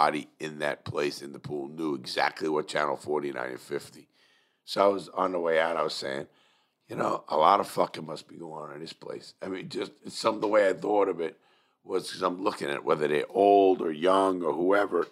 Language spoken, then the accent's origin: English; New York City, New York, United States; everybody knows I'm from Brooklyn